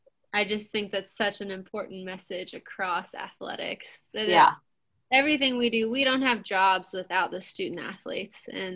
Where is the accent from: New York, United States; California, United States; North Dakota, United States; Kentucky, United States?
Kentucky, United States; Lexington; I'm from Lexington. I grew up in Lexington my whole life.